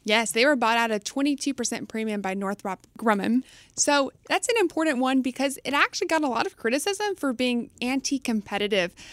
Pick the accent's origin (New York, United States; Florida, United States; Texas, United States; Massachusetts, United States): Texas, United States; I was raised in Texas, so I'll always be a loyal Bucky's fan.